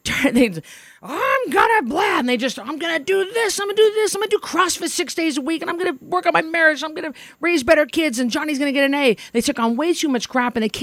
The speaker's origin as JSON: {"language": "English", "town": "Orofino", "region": "Idaho", "country": "United States", "said": "I'm from Orofino."}